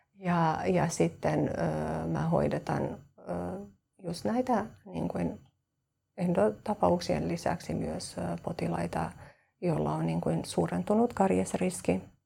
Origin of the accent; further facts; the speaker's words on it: Kosovo; Finnish is a second language; moved away as an adult; also born or lived in Turku, Finland; now in Espoo, Finland; mä oon Kosovosta. Äh, mä, äh, oon lähtenyt sieltä kolmetoista vuotta sitten ja mä muutin Suomeen perheen vuoksi